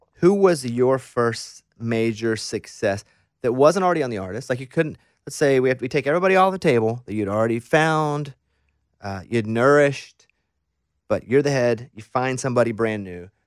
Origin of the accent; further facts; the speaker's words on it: Mountain Pine, Arkansas, United States; growing up in Mountain Pine, Arkansas